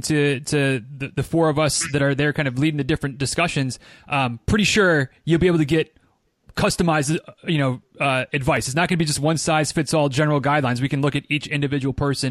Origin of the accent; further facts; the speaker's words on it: Midwest, United States; where I grew up in the Midwest